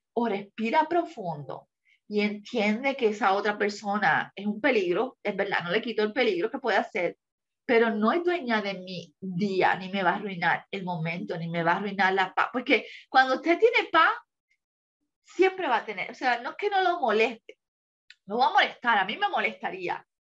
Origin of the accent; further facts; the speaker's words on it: Puerto Rico; moved away as an adult; mi país, Puerto Rico, porque es la cultura que conozco y la que dejé hace seis años atrás